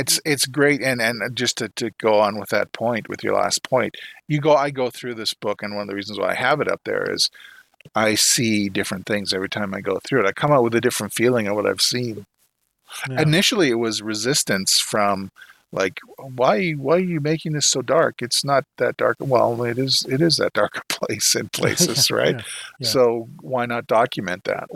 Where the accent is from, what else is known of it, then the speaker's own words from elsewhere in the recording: Canada; being a Canadian